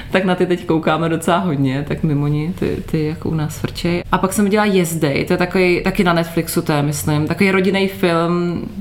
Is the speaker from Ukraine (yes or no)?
yes; Ukraine; No já jsem Ukrajinka, že jo, takže taková...